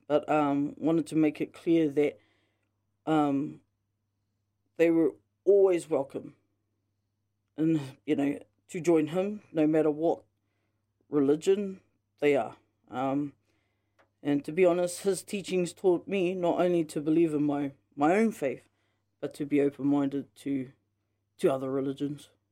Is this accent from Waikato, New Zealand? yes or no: no; Ngāpuhi, Northland, New Zealand; I'm from Ngāpui.